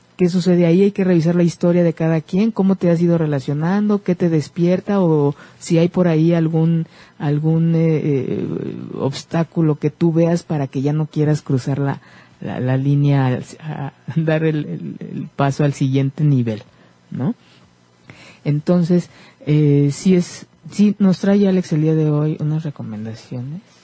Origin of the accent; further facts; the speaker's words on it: Mexico; como mexicanos